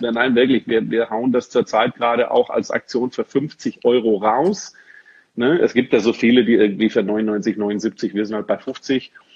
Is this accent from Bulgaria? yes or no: no; Swabia, Germany; now in Dortmund, Germany; ich bin gebürtiger Schwabe